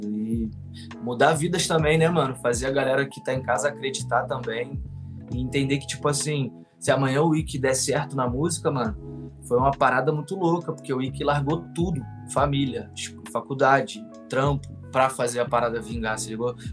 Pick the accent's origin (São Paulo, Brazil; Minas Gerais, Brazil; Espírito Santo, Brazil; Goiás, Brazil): São Paulo, Brazil; A gente é de São, Paulo.